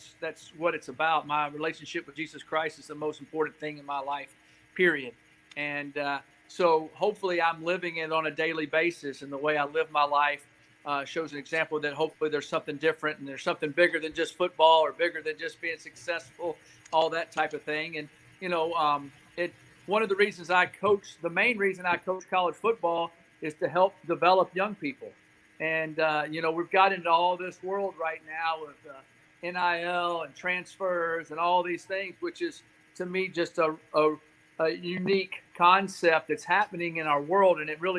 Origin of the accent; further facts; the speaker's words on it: Nashville, Tennessee, United States; I'm from Nashville, Tennessee, originally. I moved around a lot, but that's home.